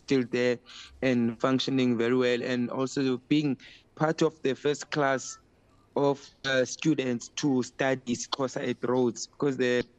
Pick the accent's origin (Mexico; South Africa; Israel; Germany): South Africa; Port Elizabeth, Eastern Cape; also born or lived in Makhanda (Grahamstown); now in Cape Town, South Africa; born and bred in Port Elizabeth